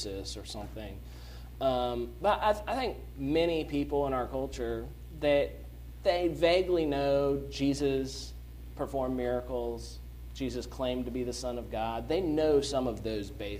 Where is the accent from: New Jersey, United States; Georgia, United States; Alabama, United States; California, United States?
Georgia, United States; Dunwoody; moved away as an adult; also born or lived in Ohio; now in Birmingham, United States; my parents, they're moving back to Dunwoody, my hometown on the north side of Atlanta